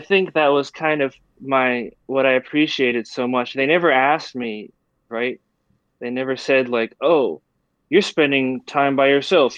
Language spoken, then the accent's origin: English; Taiwan; growing up in Taiwan